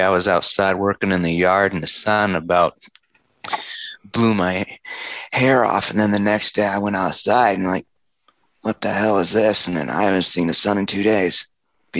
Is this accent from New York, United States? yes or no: no; Florida, United States; now in Greeley, United States; I grew up in Florida